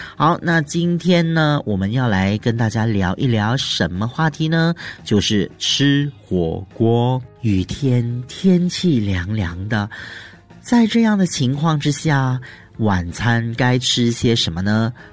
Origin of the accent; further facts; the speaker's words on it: Malaysia; 我们马来西亚人哦，很喜欢吃辣的